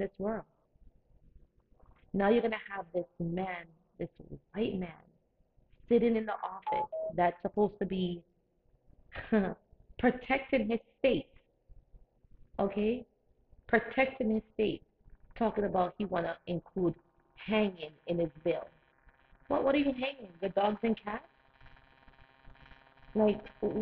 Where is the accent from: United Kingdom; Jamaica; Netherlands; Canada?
Jamaica; now in United States; Growing up in Jamaica